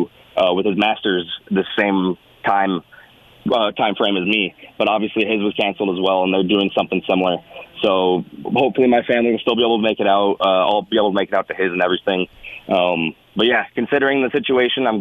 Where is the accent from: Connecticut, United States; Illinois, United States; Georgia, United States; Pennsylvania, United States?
Illinois, United States; Naperville; moved away as an adult; now in Tucson, United States; I'm actually from Naperville, Illinois, the Chicagoland area. Grew up there.